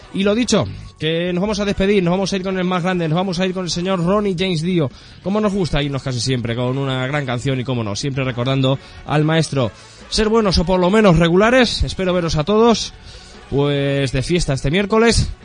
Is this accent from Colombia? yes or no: no; southern Spain, Spain; accent: del sur (southern); tenemos mucho acento